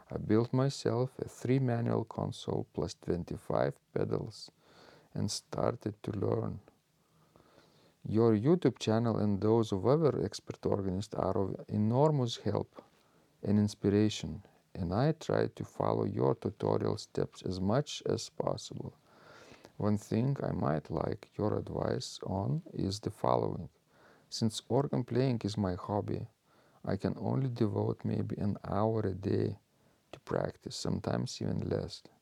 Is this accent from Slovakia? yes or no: yes; Bratislava, Bratislava Region, Slovakia; now in Canada; I grew up in Bratislava, Slovakia, and listening to the organ in the big Lutheran church was quite an experience.